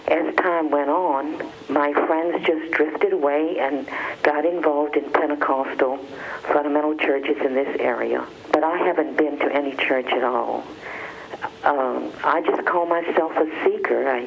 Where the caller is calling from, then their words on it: Louisiana, United States; from Louisiana.